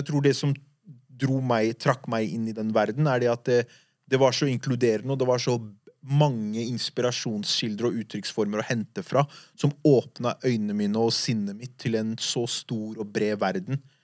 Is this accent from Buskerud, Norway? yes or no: no; Oslo, Norway; De eldre gutta jeg vokste opp med på Furuset